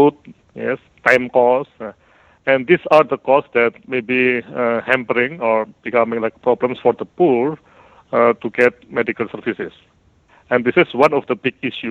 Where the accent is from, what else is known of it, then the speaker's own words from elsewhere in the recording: Indonesia; we are from Aceh to Papua